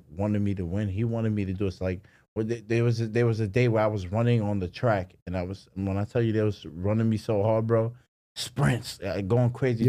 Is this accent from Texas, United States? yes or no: no; New York, United States; that's my home. That's my hometown